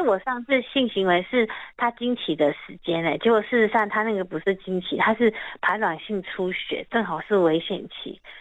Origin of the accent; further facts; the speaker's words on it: Taiwan; 我们台湾人